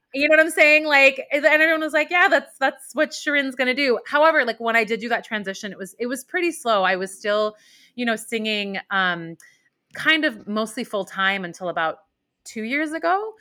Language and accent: English; Iran; now in New York, United States; I was born in Iran and my family is Muslim